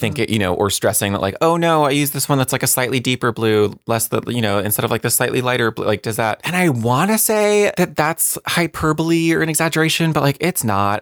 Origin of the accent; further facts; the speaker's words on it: New Jersey, United States; I grew up in New Jersey.